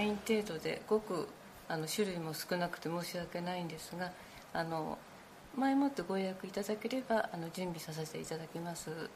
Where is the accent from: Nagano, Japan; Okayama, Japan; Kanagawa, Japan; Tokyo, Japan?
Tokyo, Japan; moved away as an adult; now in Nishitokyo, Japan; 私は浅草です。